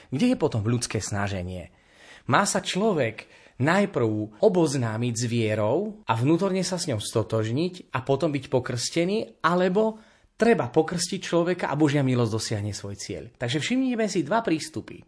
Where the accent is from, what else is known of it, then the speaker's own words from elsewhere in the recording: Spiš, Slovakia; u nás na Spiši